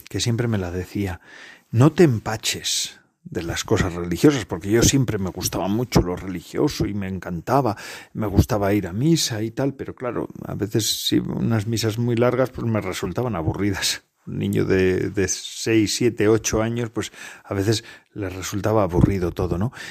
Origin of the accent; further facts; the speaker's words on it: Basque Country, Spain; en mi pueblo se, estaba, se daba la catequesis en euskera, en, nuestra lengua, vamos, de mi pueblo. Y claro, mi madre no era vasca, no era eh, no sabía euskera.